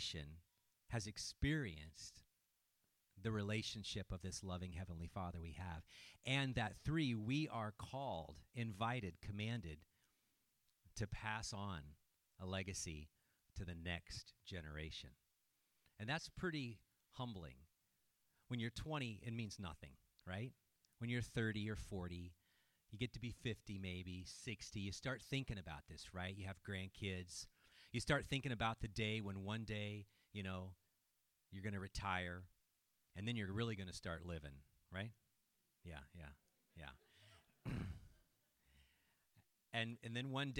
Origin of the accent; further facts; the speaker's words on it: Petaluma, California, United States; moved away as an adult; now in Hillsboro, United States; my hometown of Petaluma, California